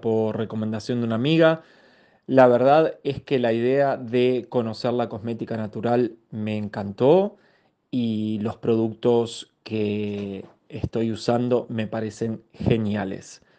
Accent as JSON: {"language": "Spanish", "town": "Rosario", "region": "Santa Fe", "country": "Argentina", "said": "soy de la ciudad de Rosario, Argentina"}